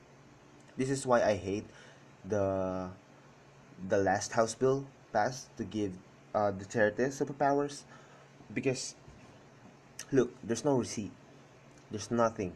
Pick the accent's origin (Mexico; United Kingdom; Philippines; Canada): Philippines